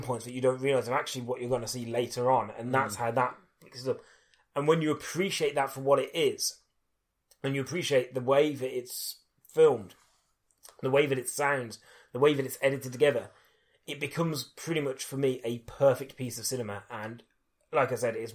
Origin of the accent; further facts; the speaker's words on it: United Kingdom; being British